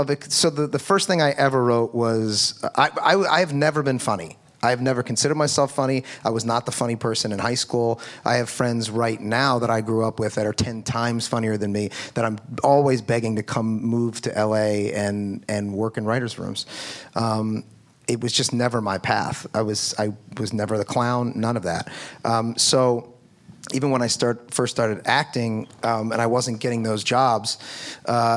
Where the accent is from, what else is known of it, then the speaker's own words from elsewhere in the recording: Philadelphia, Pennsylvania, United States; I'm from Philadelphia